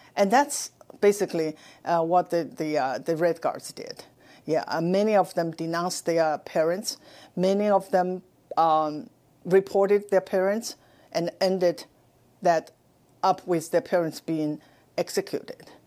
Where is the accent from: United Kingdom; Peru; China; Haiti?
China; moved away as an adult; now in United States; I was born in China. I spent my first 26 years in Mao's China